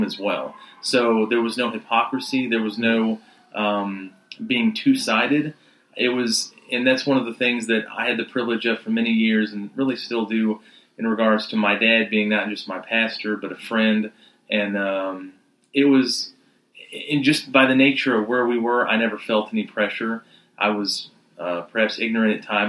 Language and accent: English; Rock Hill, South Carolina, United States; I grew up here in Rock Hill, South Carolina. We moved down, my family did, when I was about 8